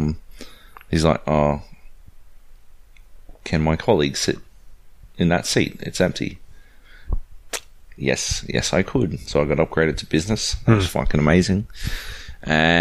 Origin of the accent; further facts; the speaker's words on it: Australia; we're the Aussie contingent